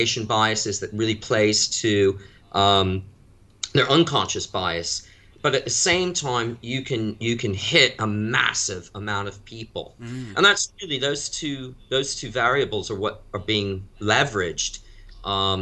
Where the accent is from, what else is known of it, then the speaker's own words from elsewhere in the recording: United States; moved away as an adult; also born or lived in Europe; now in London, United Kingdom; I grew up in the U.S.